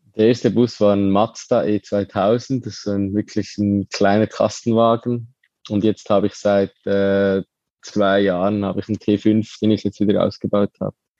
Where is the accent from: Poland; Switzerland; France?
Switzerland; Lucerne; ich bin aufgewachsen in Luzern, im Dorf neben Luzern